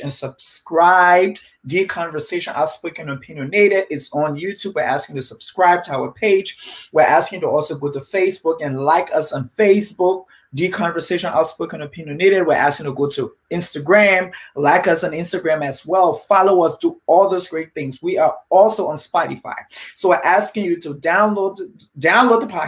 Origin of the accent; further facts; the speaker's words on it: Liberia; moved away; I'm originally from Liberia, Africa, West Africa.